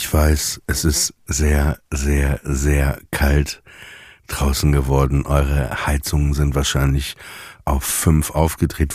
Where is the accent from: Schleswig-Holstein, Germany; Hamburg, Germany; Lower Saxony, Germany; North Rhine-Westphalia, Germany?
Lower Saxony, Germany; Papenburg; Wie Papenburg, wo ich herkomme